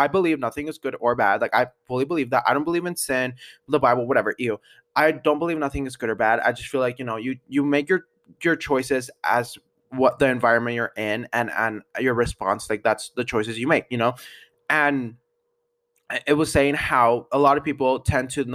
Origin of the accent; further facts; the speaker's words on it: Denver, Colorado, United States; where are you from, and I'll be like, Denver